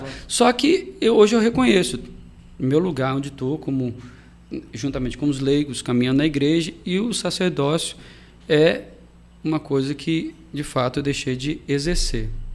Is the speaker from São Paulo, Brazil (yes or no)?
no; Marataízes, Espírito Santo, Brazil; also born or lived in Itapemirim; Sou natural lá de Itapemirim, nasci em Itapemirim, fui morar em Marataízes também novo, aí acabei tendo mais essa, essa naturalidade de Marataízes do que de Itapemirim